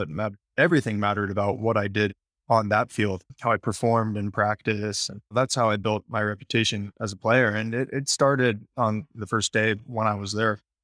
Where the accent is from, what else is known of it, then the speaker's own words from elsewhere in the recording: Sacramento, California, United States; in Sacramento, where I'm from